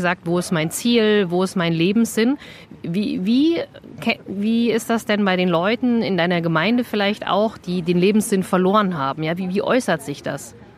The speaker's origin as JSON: {"language": "German", "area": "Vogelsberg", "region": "Hesse", "country": "Germany", "said": "Also ich bin ja auch so ein plattes Landei. Ich komme ja aus dem Vogelsberg, wie ihr alle wisst. dreihundertfünfzig Seelendorf"}